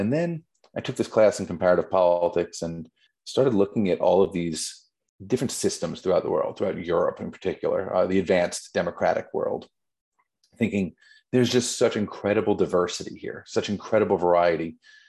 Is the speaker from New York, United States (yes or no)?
yes; New York, United States; moved away; I grew up in New York